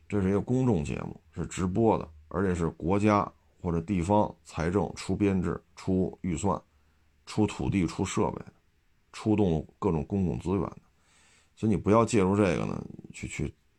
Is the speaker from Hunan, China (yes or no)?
no; Beijing, China; accent: Beijing; 因为我北京，北京口音已经很重了